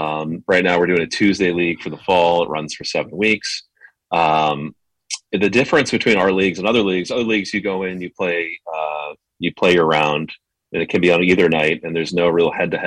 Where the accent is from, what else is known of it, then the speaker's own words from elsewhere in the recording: New Hampshire, United States; moved away; I grew up in New England, in New Hampshire, about 30 minutes from where you were last week